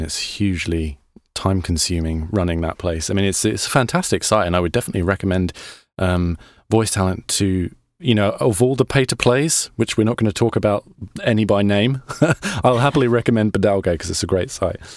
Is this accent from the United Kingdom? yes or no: yes; England, United Kingdom; now in United States; I'm English too